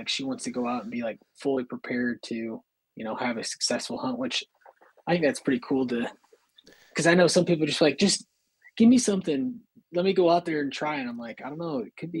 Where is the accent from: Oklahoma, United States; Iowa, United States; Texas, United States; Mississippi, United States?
Iowa, United States; moved away; that's what I grew up with too in Iowa.